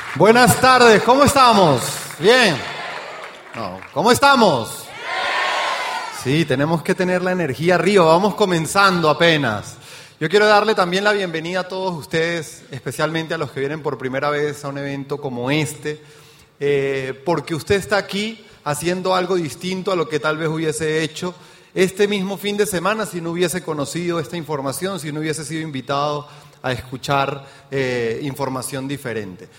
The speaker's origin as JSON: {"language": "Spanish", "region": "Mérida", "country": "Venezuela", "tie": "born or raised there", "also_born_or_lived": "Caracas, Venezuela / Trinidad and Tobago", "accent": "Venezuelan", "moved": "as an adult", "lives_now": "Mexico", "said": "ya escuchó mi acento, soy venezolano de nacimiento, porque ya soy mexicano también, ¿no? Y nací en Mérida, Venezuela, me fui a Caracas a trabajar"}